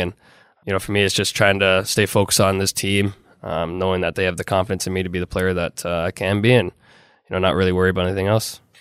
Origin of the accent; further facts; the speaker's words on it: Toronto, Ontario, Canada; a Canadian kid growing up, especially in Toronto